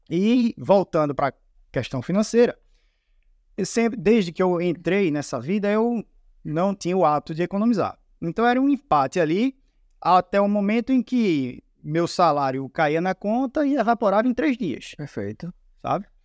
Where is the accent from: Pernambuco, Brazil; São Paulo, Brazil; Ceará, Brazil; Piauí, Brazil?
Pernambuco, Brazil; Recife; eu sou natural aqui de Recife, somos conterrâneos.